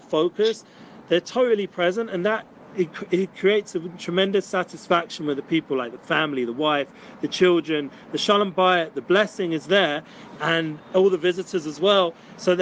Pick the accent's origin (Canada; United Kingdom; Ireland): United Kingdom; London; now in Jerusalem, Israel; usually I'm from England, from London